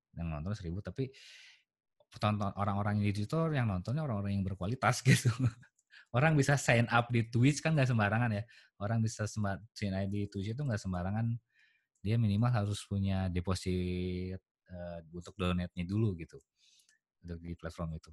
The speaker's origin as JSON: {"language": "Indonesian", "region": "West Java", "country": "Indonesia", "said": "saya karakter orang Sunda saya"}